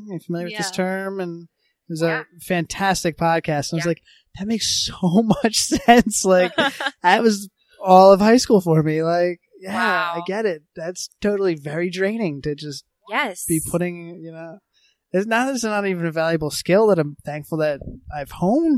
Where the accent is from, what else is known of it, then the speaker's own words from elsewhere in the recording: Philadelphia, Pennsylvania, United States; growing up in Philadelphia